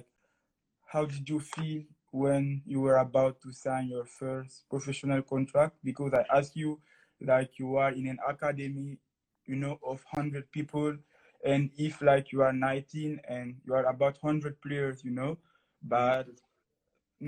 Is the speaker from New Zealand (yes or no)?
no; Guinea; first language French; English is a second language; now in Moncton, Canada; I'm living now in Moncton, Canada. And I come from Guinea-Conakry in West Africa.